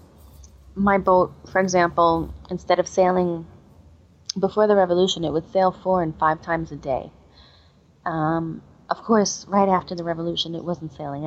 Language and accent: English; United States; moved away as an adult; also born or lived in Egypt; I'm American.